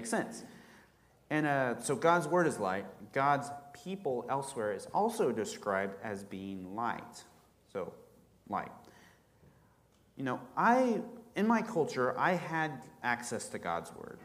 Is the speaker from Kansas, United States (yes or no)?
yes; rural Kansas, United States; I grew up in Kansas, rural Kansas, middle of nowhere